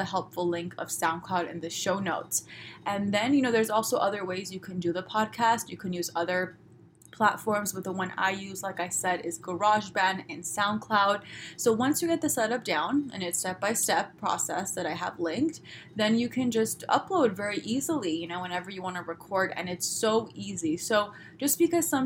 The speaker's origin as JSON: {"language": "English", "town": "Los Angeles", "region": "California", "country": "United States", "said": "I'm from Los Angeles. I'm sorry, I talk this way"}